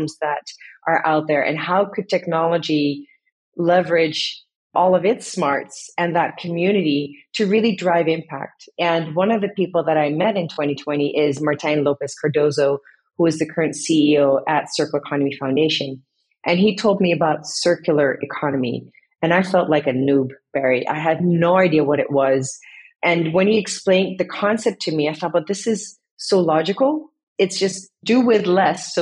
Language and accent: English; Indonesia; also born or lived in Netherlands; now in Amsterdam, Netherlands; half Dutch, half Indonesian. I was born in the Netherlands. And then as a family, we moved to Indonesia in the 80s. And living there, seeing how nature is everywhere